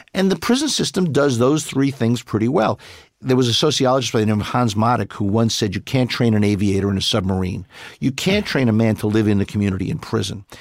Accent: New York City, New York, United States; I grew up in Brooklyn

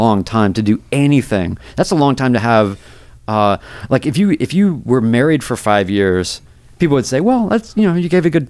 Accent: North Carolina, United States; also born or lived in New York / Seattle / Nashville; I'm from North Carolina. I lived in New York. I've lived in Seattle, lived in Nashville, whatever.

